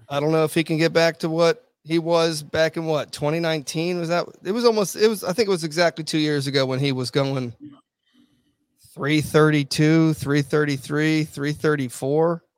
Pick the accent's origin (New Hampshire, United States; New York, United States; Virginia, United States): Virginia, United States; I'm from Virginia, I'm in Virginia Beach